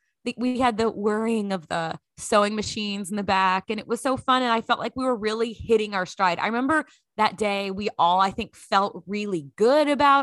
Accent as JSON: {"language": "English", "region": "Texas", "country": "United States", "tie": "born or raised there", "said": "I am back in my home state of Texas. I'm living in Dallas near my parents."}